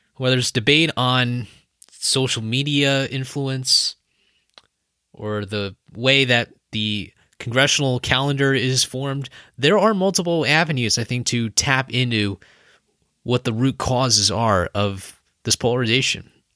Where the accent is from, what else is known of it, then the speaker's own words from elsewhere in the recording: United States; as an American citizen